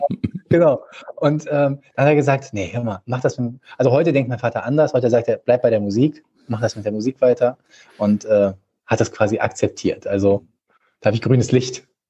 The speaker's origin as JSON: {"language": "German", "town": "Düsseldorf", "region": "North Rhine-Westphalia", "country": "Germany", "tie": "born or raised there", "also_born_or_lived": "Vienna", "said": "Ich bin hier geboren, äh, in Gerresheim, ähm, also in einem Stadtteil von Düsseldorf, ganz im Osten. Und ähm, ja, äh, habe halt schon immer hier gelebt, außerhalb des einen Jahr in Wien."}